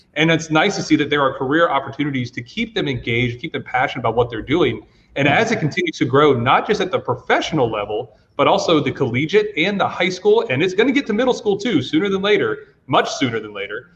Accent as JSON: {"language": "English", "region": "Georgia", "country": "United States", "moved": "yes", "lives_now": "Virginia, United States", "said": "I'm originally from Georgia, not Virginia"}